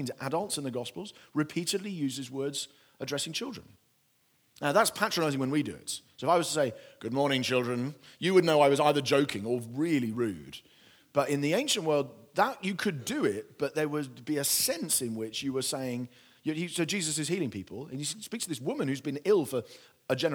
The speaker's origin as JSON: {"language": "English", "country": "United Kingdom", "said": "my British culture"}